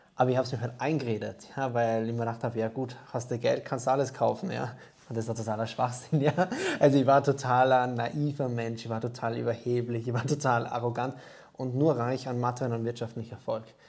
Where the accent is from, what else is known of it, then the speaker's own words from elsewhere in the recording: Austria; now in Germany; ursprünglich bin ich ja Österreicher, wird man wahrscheinlich schwer ähm, oder unschwer hören können